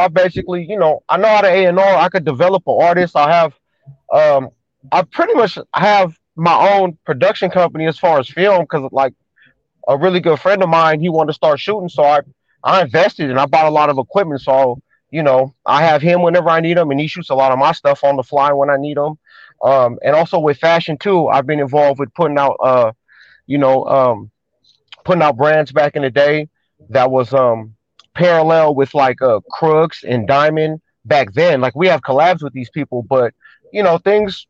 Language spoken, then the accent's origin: English; San Francisco, California, United States; I'm born in the city. Most of my life in the city, all my family from the city